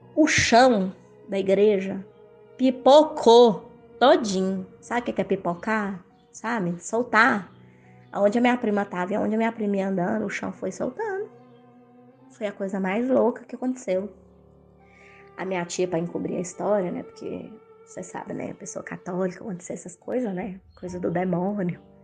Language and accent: Portuguese; Itumbiara, Goiás, Brazil; a minha cidade natal, que eu morava, é 130 quilômetros de Uberlândia. E isso, eu morava, morava em, eu sou de Goiás e morava nessa cidade em Goiás, mais precisamente em Tumbiara, Goiás